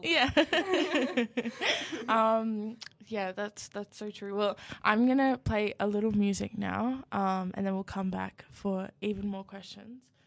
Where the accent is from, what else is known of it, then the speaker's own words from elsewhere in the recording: Yamba, New South Wales, Australia; I am from Yamba, which is like five hours south of Newcastle.